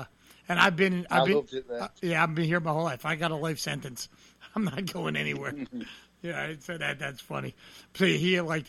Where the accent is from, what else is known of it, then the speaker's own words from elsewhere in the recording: New Jersey, United States; Jersey, actually, there was a nickname, like, we're the armpit of the United States. But, you know, because we're right between Philadelphia and New York.